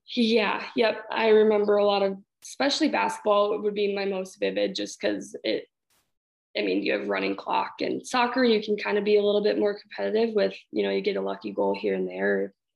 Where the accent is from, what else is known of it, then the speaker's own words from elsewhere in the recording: Hastings, United States; I grew up in Hastings, everything uh, from the get go